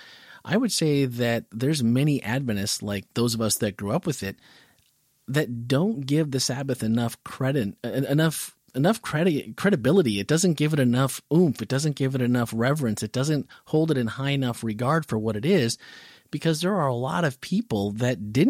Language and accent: English; Midwest, United States; growing up in the Midwest